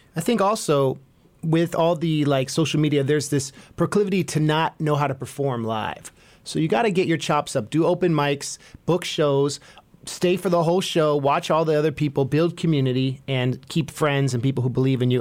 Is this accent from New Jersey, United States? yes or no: no; Bay Area, California, United States; being from the Bay